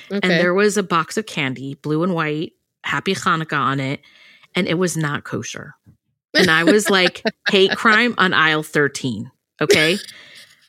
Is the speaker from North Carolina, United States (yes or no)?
no; Long Beach, California, United States; I'm from Long Beach